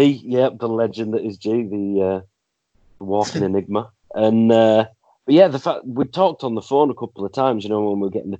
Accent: Leeds, Yorkshire and the Humber, United Kingdom; moved away as an adult; also born or lived in Carlisle; currently residing in Leeds, grew up here, moved away to Carlisle, moved back about 5 years ago, so lived up there about 15 years.

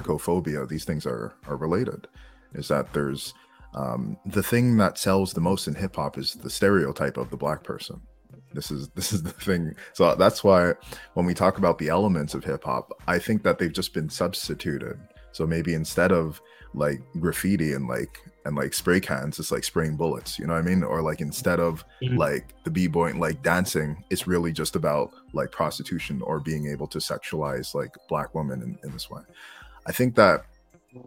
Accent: Montreal, Quebec, Canada; I'm from Canada, okay? I'm Montreal, Canada.

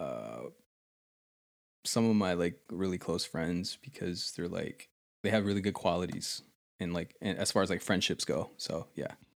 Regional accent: United States; also born or lived in Texas; I'm from the United States of America

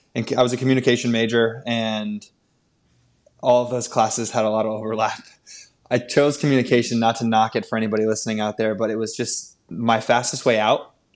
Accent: Wilton, Connecticut, United States; I grew up in Wilton, Connecticut.

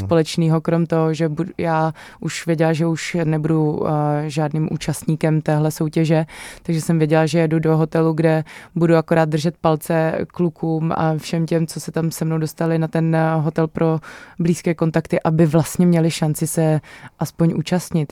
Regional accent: Ostrava, Moravian-Silesian Region, Czechia; já jakožto eh, rodačka z Ostravy

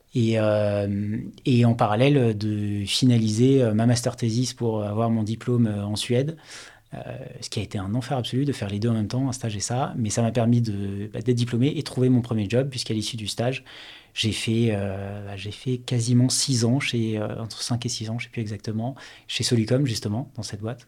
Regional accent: Paris region, Île-de-France, France; also born or lived in Toulouse / Rennes / Stockholm; J'ai honnêtement passé bah, quasiment toute mon enfance et toute ma vie en région parisienne

